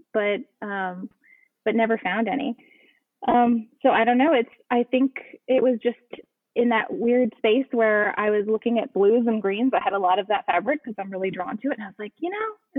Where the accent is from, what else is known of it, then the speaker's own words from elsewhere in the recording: Dallas, Texas, United States; also born or lived in Galveston, Texas; now in Houston, United States; I grew up actually pretty landlocked. I grew up in Dallas